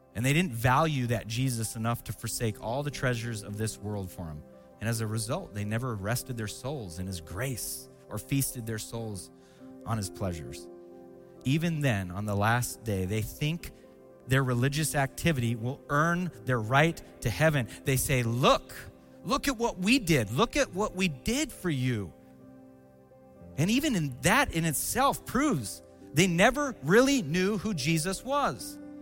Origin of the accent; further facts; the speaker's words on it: Seattle, Washington, United States; also born or lived in Spokane, Washington; when I was 12 years old, my dad resigned his church, became a, uh, a missionary with the Assemblies of God, and we moved from Seattle, Washington to Spokane, Washington to be around family